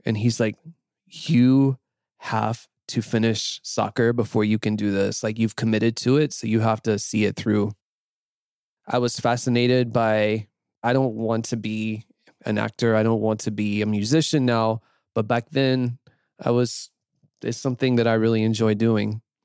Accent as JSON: {"language": "English", "region": "North Carolina", "country": "United States", "tie": "born or raised there", "also_born_or_lived": "Nashville / Tampa", "moved": "as an adult", "said": "I grew up in North Carolina in a fairly small town, the southern US."}